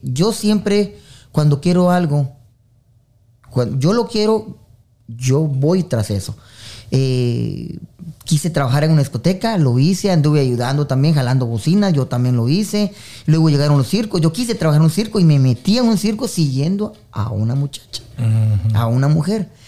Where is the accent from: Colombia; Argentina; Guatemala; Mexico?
Guatemala; Esquipulas, Chiquimula; now in United States; yo soy originario de Guatemala, Esquipulas, eh, de la eterna primavera de Esquipulas.